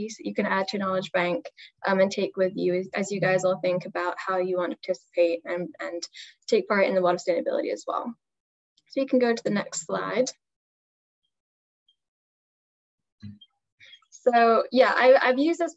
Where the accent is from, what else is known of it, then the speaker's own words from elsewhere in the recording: London, United Kingdom; now in Philadelphia, United States; I'm originally from London, and now I live in Philadelphia